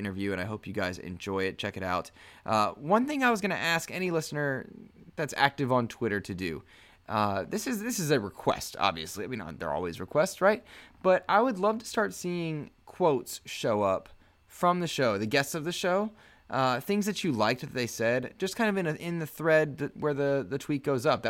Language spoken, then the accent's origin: English; Raleigh, North Carolina, United States; Limited Run Games out of near my hometown in Raleigh, North Carolina